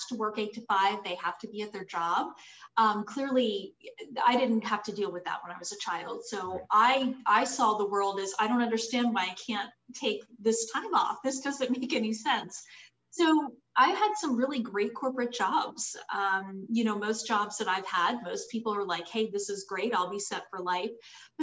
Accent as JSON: {"language": "English", "region": "Florida Panhandle", "country": "United States", "tie": "born or raised there", "also_born_or_lived": "Harford County, Maryland / Jacksonville, Florida", "lives_now": "Orlando, United States", "said": "I was born in Maryland, outside of Baltimore in Harford County. My family moved to Florida when I was only 12, so I do consider myself a native Floridian. And I grew up in the Panhandle area"}